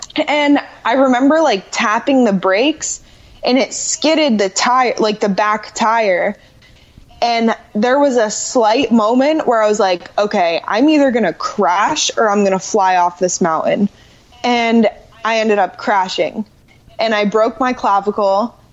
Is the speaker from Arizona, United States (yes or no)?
no; Orlando, Florida, United States; I grew up in Orlando and I grew up riding horses